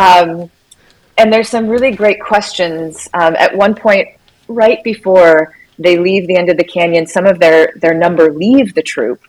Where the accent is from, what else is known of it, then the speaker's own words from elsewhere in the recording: Minnesota, United States; also born or lived in Missouri; now in Washington, United States; I grew up in Minnesota